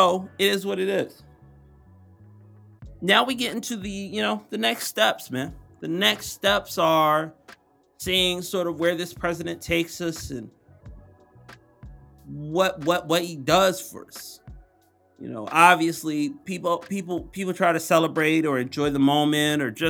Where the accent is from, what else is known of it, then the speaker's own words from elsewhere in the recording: Atlantic City, New Jersey, United States; I'm from Atlantic City, New Jersey. That's the home